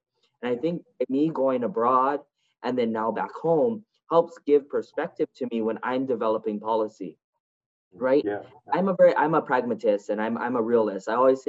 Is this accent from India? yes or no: no; Hawaii, United States; moved away as an adult; I was born and raised in Hawaii.